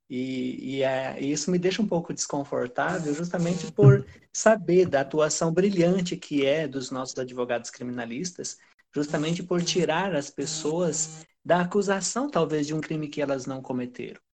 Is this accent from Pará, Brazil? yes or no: yes; Pará, Brazil; accent: southern R; é, eu sou do Pará, mas eu não tenho a cultura paraense. Eu acabei sendo criado apenas por sulistas e essa, esse R puxado ele vem sim do sul.